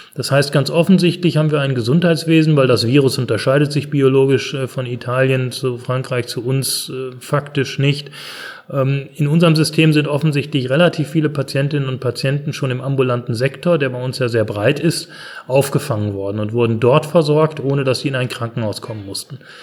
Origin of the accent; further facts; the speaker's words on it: Germany; bei uns in Deutschland